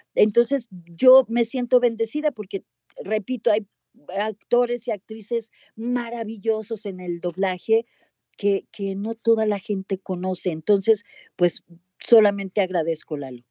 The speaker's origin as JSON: {"language": "Spanish", "country": "Mexico", "also_born_or_lived": "United States", "accent": "Mexican", "said": "yo hablaba inglés, pero, pero pues mexicano"}